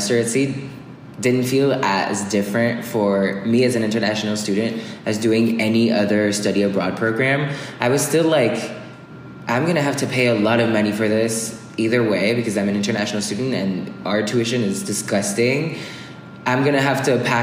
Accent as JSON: {"language": "English", "country": "France", "also_born_or_lived": "Bay Area, California", "second_language": "English", "moved": "as an adult", "said": "I'm from France"}